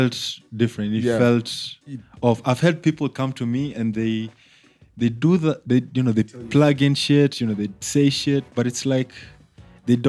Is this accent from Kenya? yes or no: yes; Kenya; moved away as an adult; now in Uganda; when I left Kenya to come to Uganda, like, number one, I just came here to study